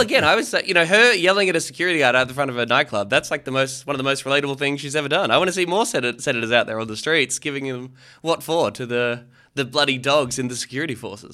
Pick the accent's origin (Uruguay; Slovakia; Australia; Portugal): Australia; as an Australian